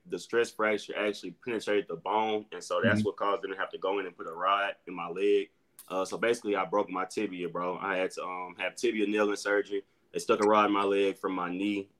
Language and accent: English; Little Rock, Arkansas, United States; moved away as an adult; also born or lived in New Mexico; I'm from Little Rock, Arkansas, born and raised